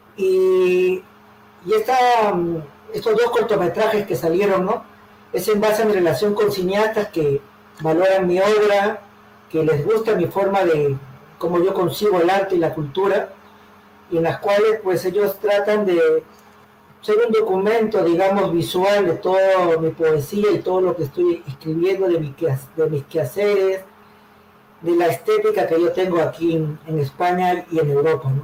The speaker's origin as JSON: {"language": "Spanish", "region": "Callao", "country": "Peru", "tie": "born or raised there", "also_born_or_lived": "Lima, Peru", "moved": "as an adult", "lives_now": "Madrid, Spain", "said": "me crié en el Callao, En Santa Marina Sur, ahí en mi barrio del Callao luego en el centro de Lima"}